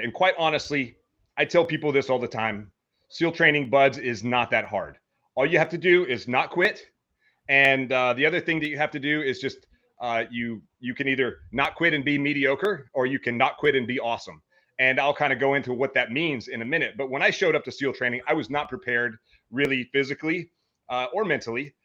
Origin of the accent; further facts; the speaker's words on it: Meridian, Mississippi, United States; now in Hawaii, United States; I grew up in Meridian, Mississippi, or just outside of Meridian, Mississippi.